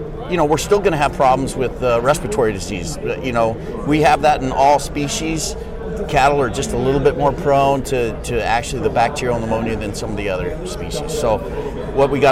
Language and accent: English; Montana, United States; moved away as an adult; also born or lived in Washington / Kansas / Missouri; I grew up in Montana